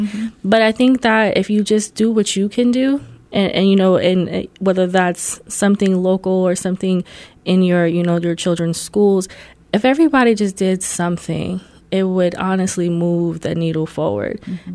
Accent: Columbus, Ohio, United States; also born or lived in New York / Puerto Rico (family); born in New York, um, lived in New York to about five, 6 mm-hmm. and my parents came here to Columbus

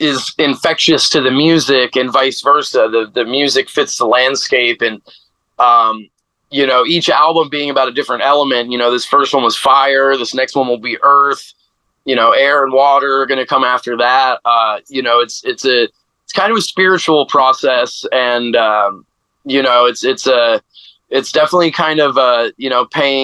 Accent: Phoenix, Arizona, United States; growing up in Phoenix

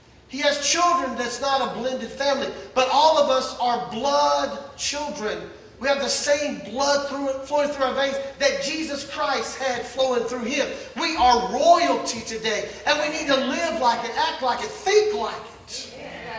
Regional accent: Mississippi, United States; moved away as an adult; I was born and raised in Mississippi, right? A poor white boy in Mississippi.

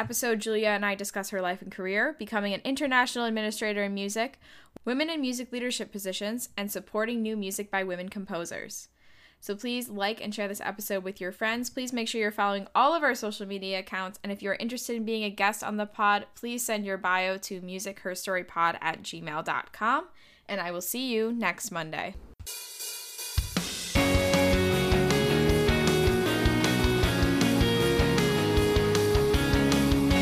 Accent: Moscow, Russia; also born or lived in Nashville, Tennessee / New York; now in Mississippi, United States; My mother is a composer and a pianist, and we are both from Moscow, Russia

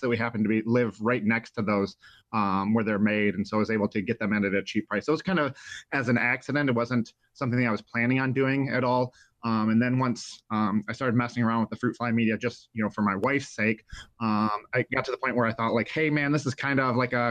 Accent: Jackson, Michigan, United States; I grew up in Jackson, Michigan, tons of swamps

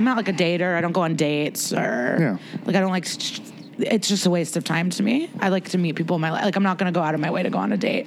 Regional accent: Chicago, Illinois, United States; now in New York, United States; I'm from Chicago. I just grew up in the winter

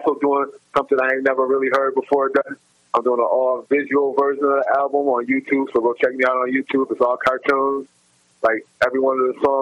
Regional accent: Buffalo, New York, United States; I grew up in Buffalo, you know what I mean, Buffalo, New York

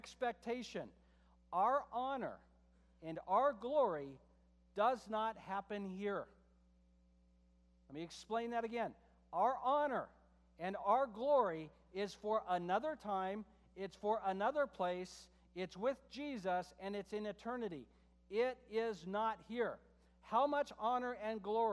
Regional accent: United States; I'm an American

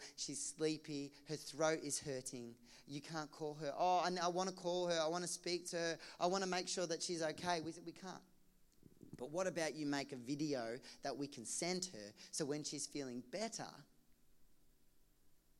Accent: Geelong, Victoria, Australia; I grew up in Geelong, across the road from an abattoir slaughterhouse

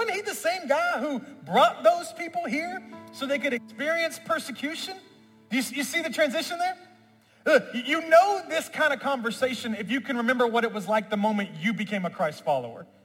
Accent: Memphis, Tennessee, United States; I'm from Memphis, where I was born and raised

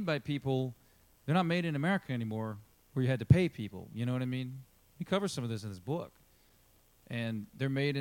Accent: United States; we're American

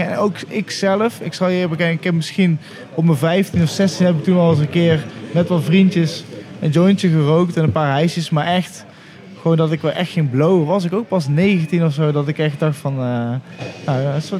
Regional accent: Utrecht, Netherlands; Ja, ik kom uit Utrecht.

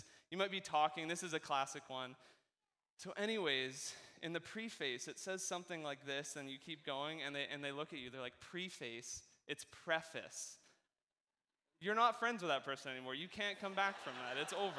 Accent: West Coast, Canada; I don't even think I'm that Canadian. I think I do pretty good at, you know, us West Coast, we're basically American in how we talk

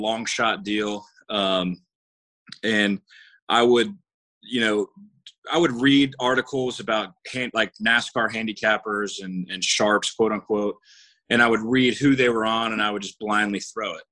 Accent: Jacksonville, Florida, United States; born and raised in Jacksonville

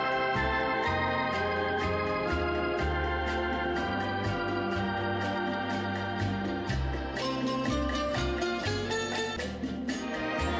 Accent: Ogallala, Nebraska, United States; now in Kearney, United States; I'm from Ogallala

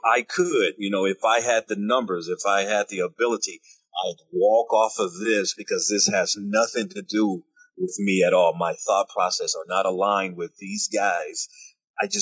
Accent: United States; I'm an American

